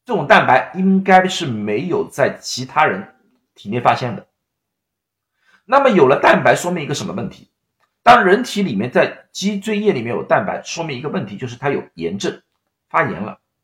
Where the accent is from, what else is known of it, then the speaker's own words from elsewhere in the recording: China; 我们中国人